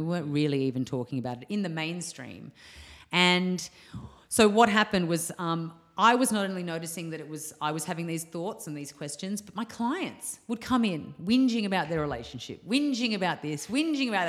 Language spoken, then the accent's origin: English; Australia; moved away as an adult; also born or lived in Bali; my hometown.